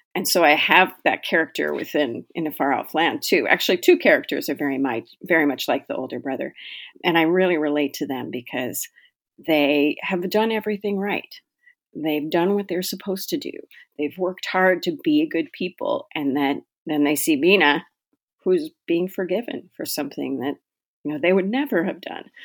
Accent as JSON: {"language": "English", "region": "Pacific Northwest", "country": "United States", "moved": "as an adult", "lives_now": "Minnesota, United States", "said": "I live in Minnesota, although I am originally from the Pacific Northwest. I moved out to Minnesota when I was very young, eighteen year old, and I've been here ever since"}